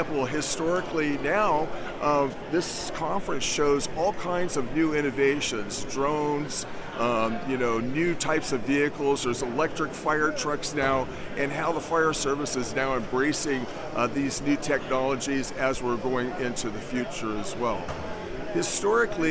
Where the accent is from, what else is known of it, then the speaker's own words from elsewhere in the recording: California, United States; moved away; I'm from California originally.